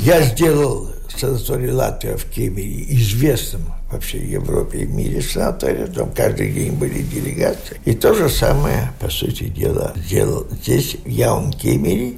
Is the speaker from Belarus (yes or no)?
yes; Dubrovno, Vitebsk Region, Belarus; moved away as an adult; now in Latvia; я родился в Дубровной, Витебской области. Там я окончил школу белорусскую с медалью